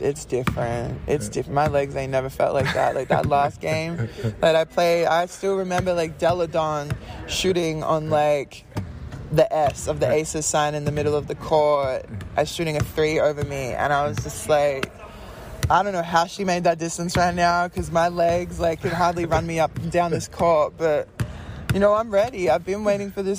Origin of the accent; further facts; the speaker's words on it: Australia; moved away as an adult; I grew up playing in Australia